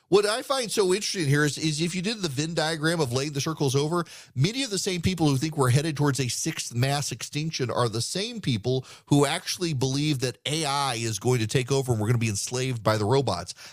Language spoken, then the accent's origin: English; Dubai, United Arab Emirates; In the 1980s, I was a kid growing up in Dubai. My dad worked for the oil industry